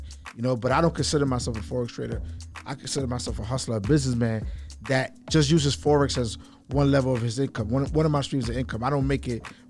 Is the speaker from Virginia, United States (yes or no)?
no; New York City, New York, United States; I'm from Brooklyn, New York